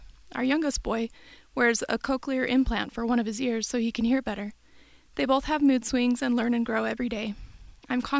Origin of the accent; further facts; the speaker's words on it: Bay Area, Northern California, United States; moved away as an adult; also born or lived in Utah; I grew up in Northern California in the Bay Area and then moved to Utah for college